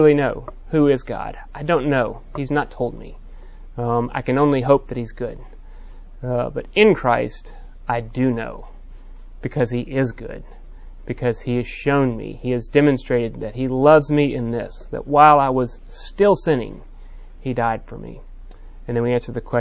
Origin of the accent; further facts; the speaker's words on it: Texas, United States; I'm a Texan